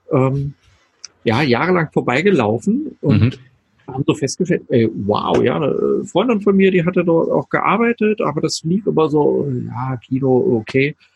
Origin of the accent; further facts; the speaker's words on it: Berlin, Germany; ich bin ja. groß geworden in Berlin. Nein, aus Ost-Berlin. Also ich glaube, man merkt es mir gar nicht an, dass ich aus, aus dem hm